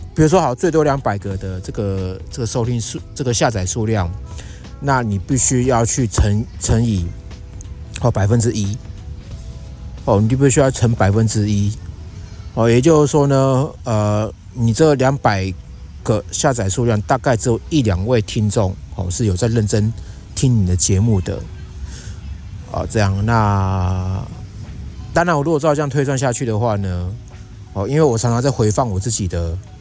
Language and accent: Chinese; Yilan, Yilan County, Taiwan; moved away; 我现在人呢，啊，是在我老家宜兰